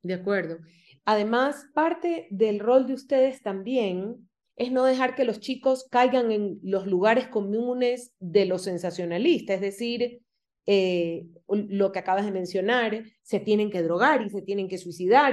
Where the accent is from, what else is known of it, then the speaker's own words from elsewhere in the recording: Guayaquil, Guayas, Ecuador; moved away as an adult; now in Quito, Ecuador; yo soy de Guayaquil y vivo en Quito hace 11 años